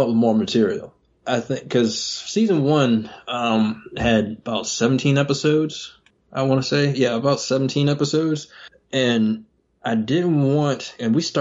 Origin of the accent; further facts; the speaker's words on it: Georgia, United States; moved away as an adult; now in North Carolina, United States; I was originally from Georgia, and me and my wife, we moved up here in North Carolina